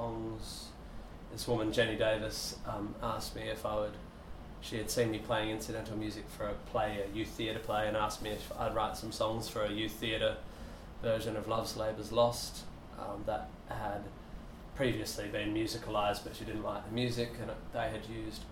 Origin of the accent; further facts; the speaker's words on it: Perth, Western Australia, Australia; also born or lived in Northampton; I was home in Perth by the time I was one.